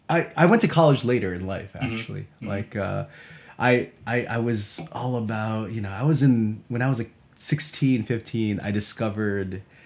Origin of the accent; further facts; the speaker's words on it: United States; also born or lived in Philippines; I was born in the Philippines. And I moved to the United States when I was 5. Mostly grew up in the New York and Connecticut area.